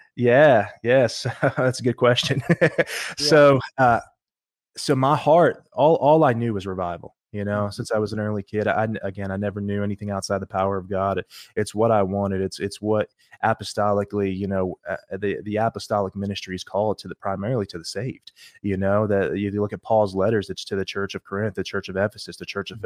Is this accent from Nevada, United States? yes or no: no; New Jersey, United States; now in Lexington, United States; I grew up in South Jersey, grew up in church